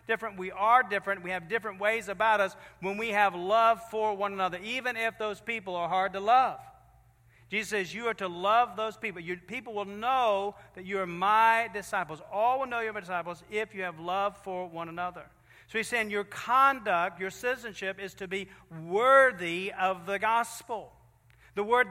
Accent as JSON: {"language": "English", "region": "Virginia", "country": "United States", "said": "we're from Virginia"}